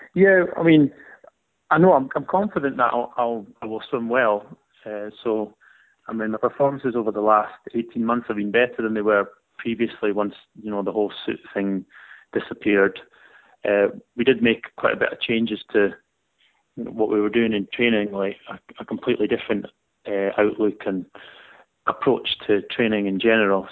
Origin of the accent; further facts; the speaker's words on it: Scotland, United Kingdom; being a Scottish person